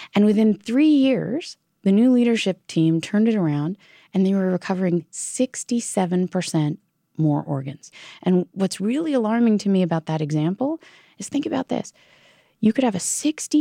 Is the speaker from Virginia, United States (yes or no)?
yes; Virginia, United States; my home state of Virginia